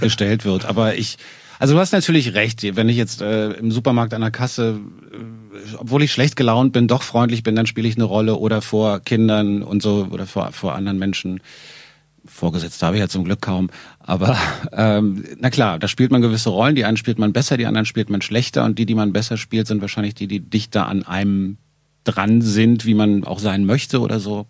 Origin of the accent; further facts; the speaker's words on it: Berlin, Germany; eine Sendung mit zwei Westberlinern